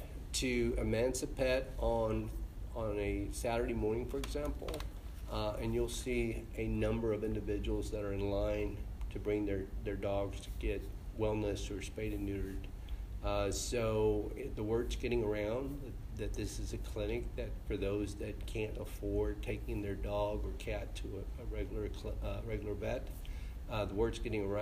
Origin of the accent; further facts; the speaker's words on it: Houston, Texas, United States; I was born and raised in the East End.